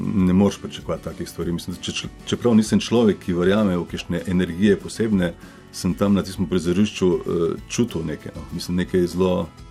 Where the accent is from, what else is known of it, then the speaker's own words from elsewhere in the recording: Slovenia; also born or lived in Koper / Kamnik / China; da sem iz Slovenije